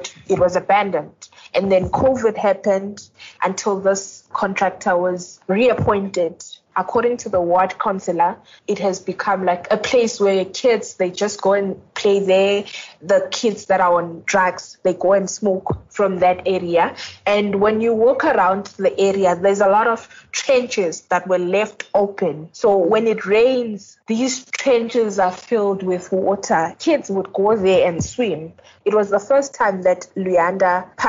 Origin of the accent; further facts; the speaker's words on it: East Rand, Gauteng, South Africa; I'm from the East Rand